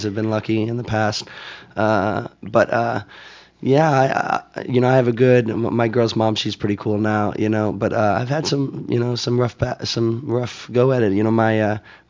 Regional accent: Bloomington, Indiana, United States; also born or lived in West coast of Florida; now in Miami, United States; I grew up in Indiana

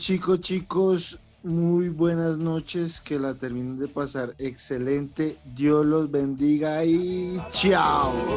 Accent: Colombia; bastante grato para mí como colombiano

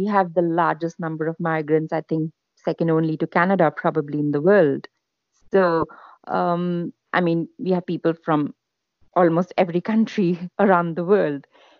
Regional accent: India; moved away as an adult; now in Australia; I'm Indian, basically.

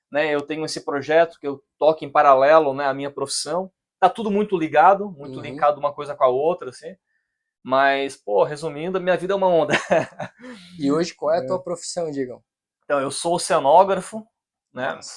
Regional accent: Criciúma, Santa Catarina, Brazil; now in Florianópolis, Brazil; Eu tenho 36 anos, sou de Criciúma, Santa Catarina mesmo. Dei uma trelhada aí pelo Brasilzão, né, cara? Nossa. E mas hoje moro em Floripa, né?

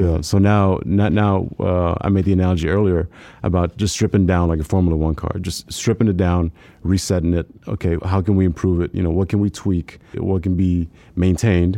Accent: South Texas, United States; didn't have a lot growing up, growing up in South Texas.

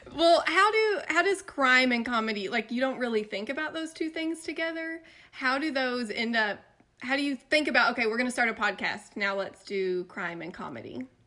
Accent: East Tennessee, United States; I'm from East Tennessee, like country

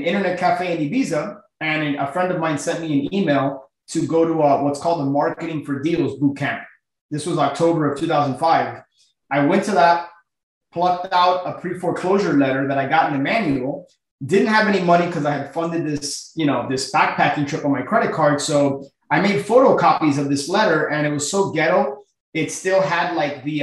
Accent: Miami, Florida, United States; born and raised in Miami, my family, we're all from Cuba.

